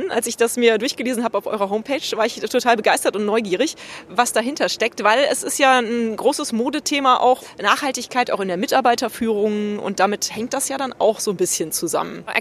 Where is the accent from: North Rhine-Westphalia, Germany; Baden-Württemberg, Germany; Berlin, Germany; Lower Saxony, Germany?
North Rhine-Westphalia, Germany; Cologne; ich komme aus Köln, bin da geboren.